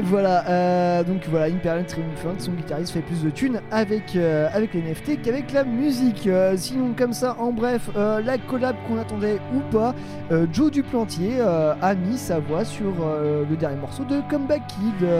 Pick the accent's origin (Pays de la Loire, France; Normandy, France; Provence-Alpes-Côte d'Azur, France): Pays de la Loire, France; Nantes; en tant que Nantais, nous